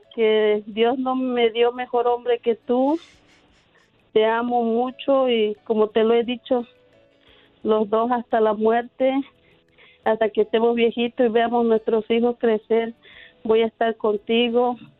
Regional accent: Chiapas, Mexico; moved away; Yo soy del estado de Chiapas

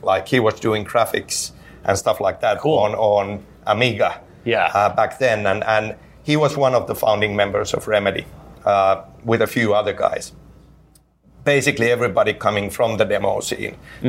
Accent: Finland; English is a second language; in Finland, you know, as a kid, kid growing up, obviously English is not my native language

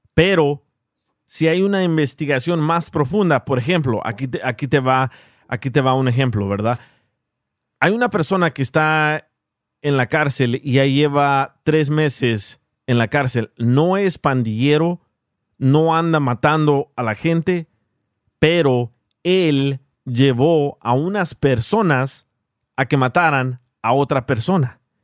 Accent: El Salvador; soy salvadoreño

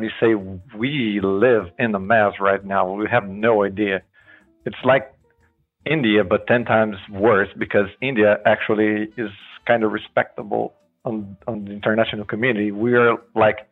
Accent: Brazil; I'm from Brazil

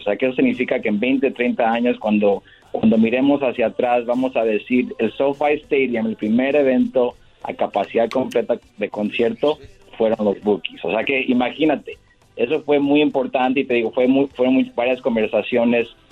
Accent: Michoacán, Mexico; now in Los Angeles, United States; somos los dos de Michoacán

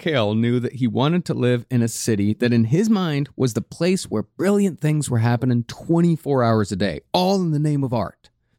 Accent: Texas, United States; moved away; a feeling I could definitely relate to coming from a remote farming village in Texas

